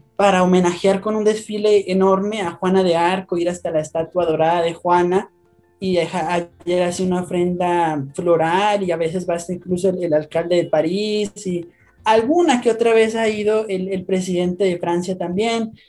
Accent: Colombia; also born or lived in Bogotá, Colombia; soy de Colombia, les, hablo desde Bogotá, Colombia

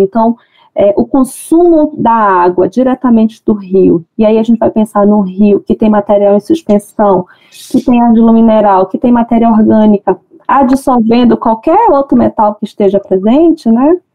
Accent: Manaus, Amazonas, Brazil; eu nasci em Manaus, minha família toda é de Manicoré

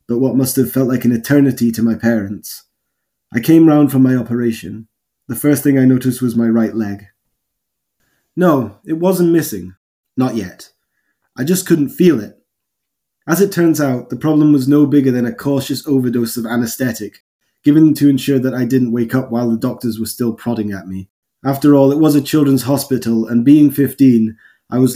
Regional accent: Highlands of Scotland, United Kingdom; I grew up in the Highlands of Scotland

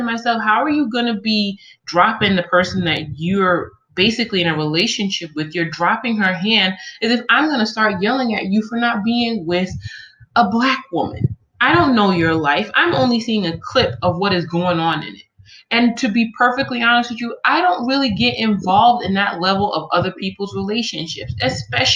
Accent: New York, United States; moved away; also born or lived in Omaha / California; all the years I grew up in New York

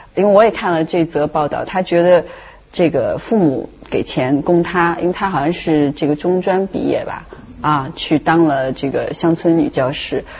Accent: China; 我们中国人

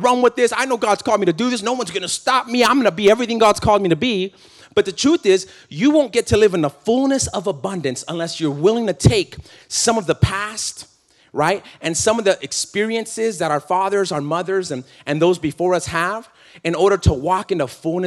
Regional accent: California, United States; I'm from California

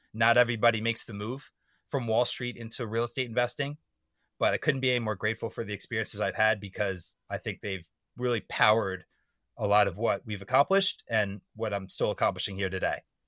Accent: suburban Maryland, United States; moved away as an adult; I had to live in my hometown in suburban Maryland

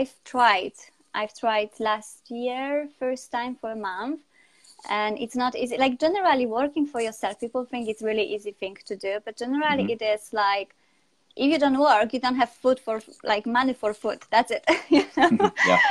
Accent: Poland; English is a second language; moved away as an adult; also born or lived in Spain; now in United Kingdom; So I'm from Poland. Now I'm based in UK

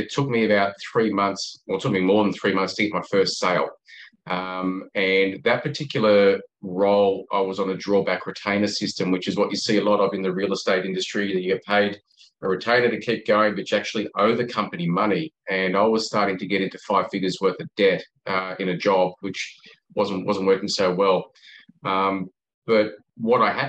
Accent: Australia; accent: Australian; I'm obviously an Australian, you can tell by the accent

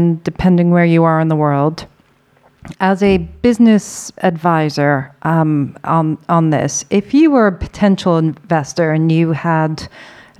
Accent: Ireland; being Irish

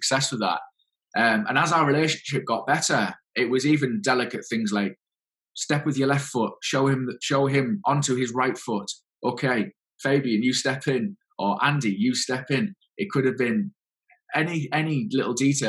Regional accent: England, United Kingdom; the PhD was right in my hometown.

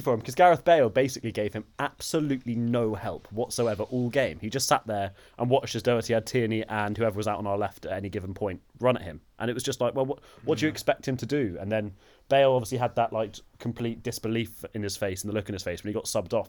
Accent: United Kingdom; as Brits

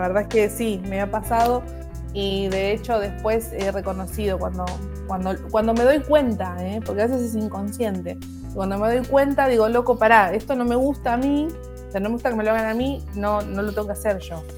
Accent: Moreno, Buenos Aires Province, Argentina; toda mi, infancia y mi adolescencia la pasé en un barrio, en Moreno, que es el barrio Asunción

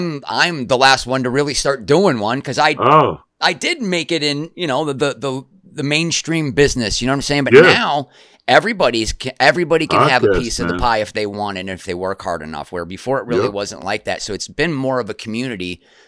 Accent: Buffalo, New York, United States; moved away as an adult; also born or lived in Colorado; I came from the Buffalo area, and then I moved to Colorado for a year, and then I moved here.

